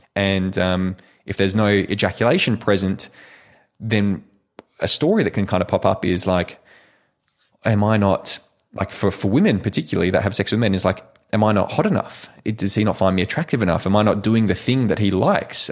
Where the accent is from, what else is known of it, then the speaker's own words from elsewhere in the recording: Perth, Western Australia, Australia; also born or lived in United States; I eventually made it back down to Perth, uh, Perth, Western Australia. And my, um, my hometown here